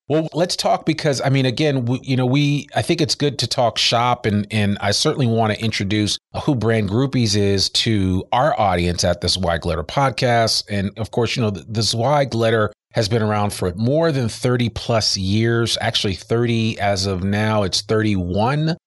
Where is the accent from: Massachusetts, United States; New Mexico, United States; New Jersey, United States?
New Jersey, United States; we're both from Jersey